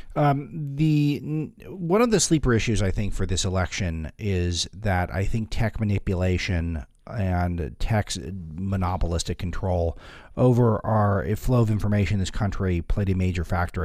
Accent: California, United States; I say this as a Californian who spent my entire adult life being promised high-speed rails everywhere

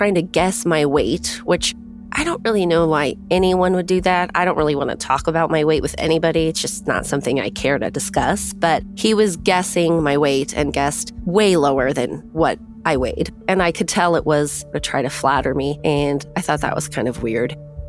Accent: California, United States; I grew up in Orange County, California. Orange County is kind of its own weird little world, and money is a big deal there.

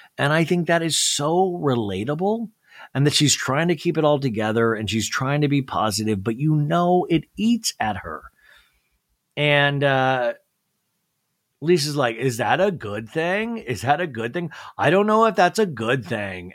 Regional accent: Kansas, United States; when I grew up in Kansas

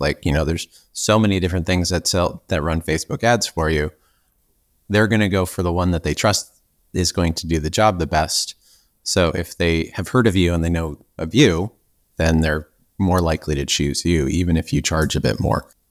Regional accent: Canada; also born or lived in Victoria, British Columbia; I'm actually Canadian, so I'm on an island near Seattle

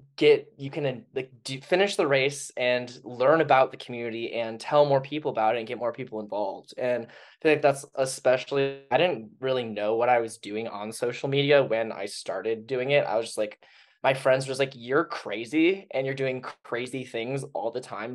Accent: Minnesota, United States; moved away as an adult; also born or lived in Colorado; now in Denver, United States; Growing up in Minnesota, we had that Minnesota nice kind of thing.

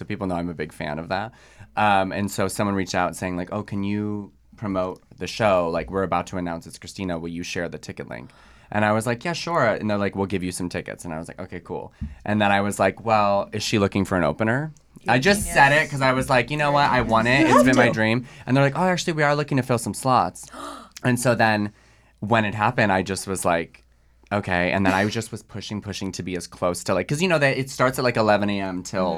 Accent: Chicago, Illinois, United States; moved away as an adult; now in Los Angeles, United States; I'm from Chicago originally, but I live

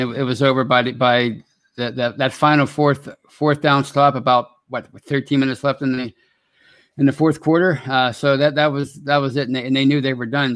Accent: Pittsburgh, Pennsylvania, United States; I'm from Pittsburgh

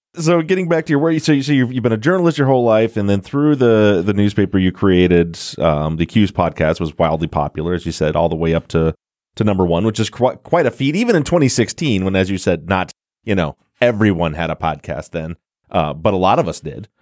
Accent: Michigan, United States; I'm born and raised in Michigan, still in Michigan, but other side of the state from Detroit

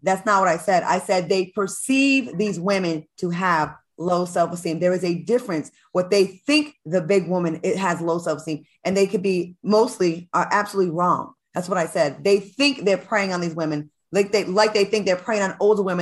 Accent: New England, United States; Growing up in New England

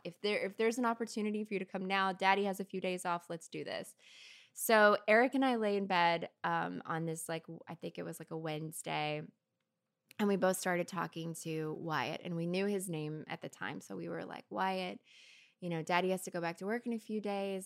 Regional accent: Kentucky, United States; moved away; I'm from Kentucky originally

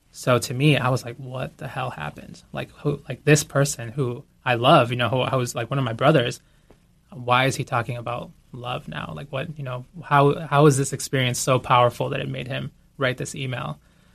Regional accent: Boston, Massachusetts, United States; moved away as an adult; also born or lived in Guayaquil, Ecuador; So I grew up in Boston. I was born in Guayaquil, Ecuador, and we moved to Boston when I was 4 and a half

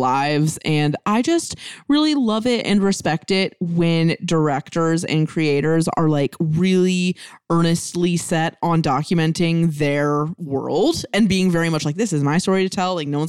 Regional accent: United States; we're American

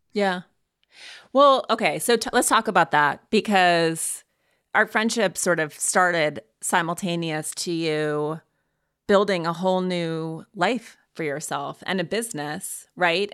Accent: Montana, United States; moved away; growing up in Montana

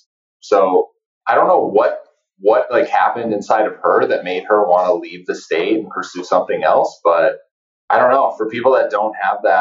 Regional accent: North Dakota, United States; moved away; I'm from North Dakota, like small town North Dakota

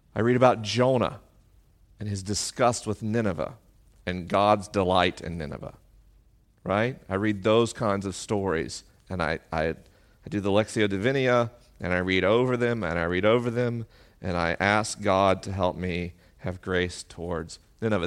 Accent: the South, United States; moved away; I grew up in the South.

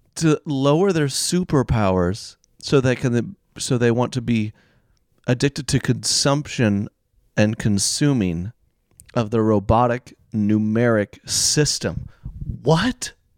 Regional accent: Oklahoma, United States; I grew up in Oklahoma

